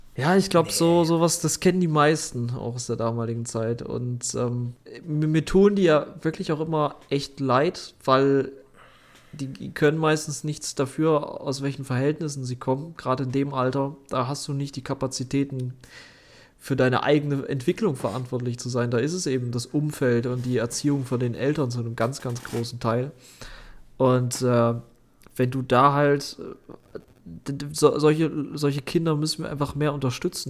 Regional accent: Germany; bei uns in Deutschland

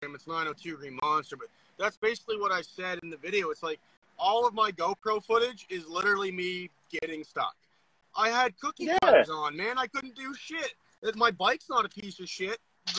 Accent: Nova Scotia, Canada; I'm from Nova Scotia. I'm going to keep my mouth shut.

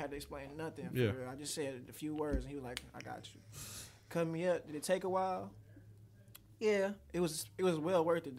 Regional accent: Taylor, Michigan, United States; also born or lived in Detroit, Michigan; I was probably in Detroit for maybe not even 2 years before I moved out to like the Downriver area. We started off in Taylor, but like all my roots is still in Detroit.

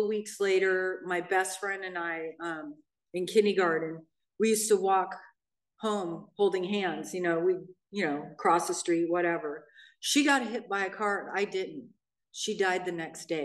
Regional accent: Hermosa Beach, California, United States; now in Redondo Beach, United States; I grew up in Hermosa Beach, which is right next to Manhattan, or Redondo Beach, where I live now.

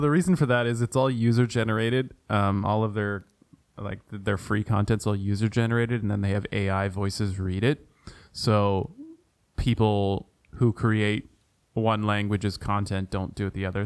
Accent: Ontario, Canada; my hometown, hometown, home province of Ontario.

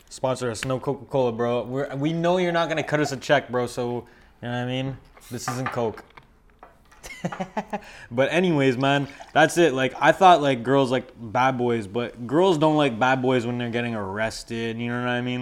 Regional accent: Montreal, Quebec, Canada; I grew up in Verdun

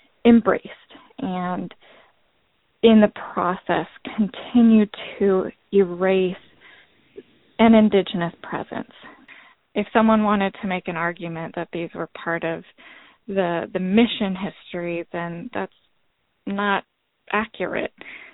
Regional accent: California, United States; growing up in California

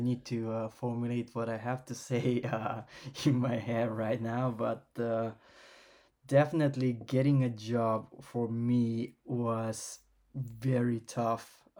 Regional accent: Japan; English is a second language; I got to travel to Japan and did some research in Japan, which is my home country. I have a Japanese passport. I don't feel like Japanese

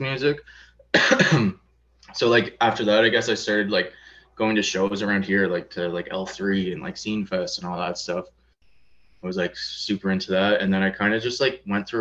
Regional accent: St. Catharines, Ontario, Canada; I grew up in Port Dalhousie, so it's like pretty nice like suburbs

